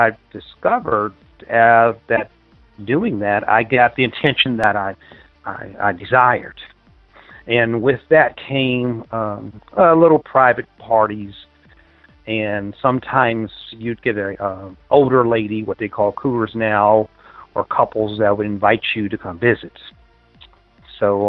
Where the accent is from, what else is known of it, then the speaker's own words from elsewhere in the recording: Washington, District of Columbia, United States; The nation's capital, Washington, D.C. area